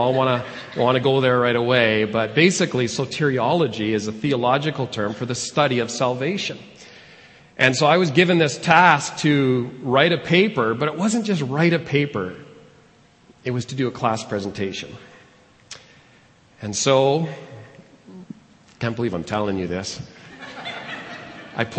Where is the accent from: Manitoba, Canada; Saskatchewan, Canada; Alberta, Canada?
Alberta, Canada; Edmonton; moved away as an adult; also born or lived in Calgary / Arnprior, Ontario; I was born and raised here in Edmonton